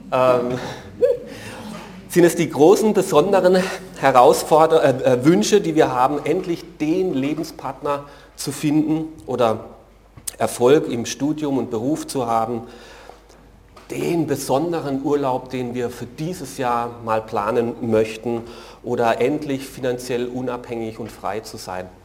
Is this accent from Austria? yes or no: no; Germany; Für mich ist das als Deutscher sehr ungewöhnlich.